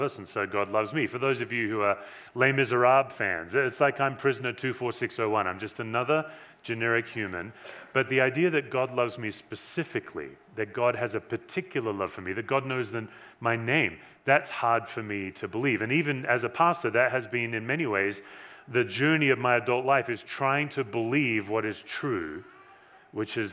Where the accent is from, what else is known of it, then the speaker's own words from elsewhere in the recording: Western Australia, Australia; now in Erie, Colorado, United States; I was born in Western Australia